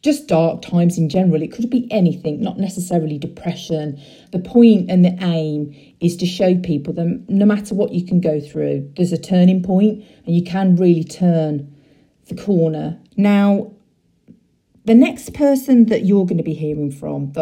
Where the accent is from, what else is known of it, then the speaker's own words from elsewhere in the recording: Redditch, West Midlands, United Kingdom; I grew up in Redditch